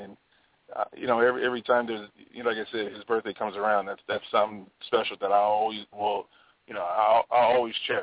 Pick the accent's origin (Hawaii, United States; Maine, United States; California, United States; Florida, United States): Hawaii, United States; I grew up in Hawaii